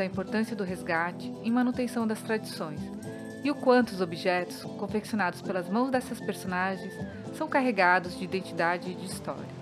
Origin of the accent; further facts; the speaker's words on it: Ubatuba, São Paulo, Brazil; Nós somos de Ubatuba, litoral norte de São Paulo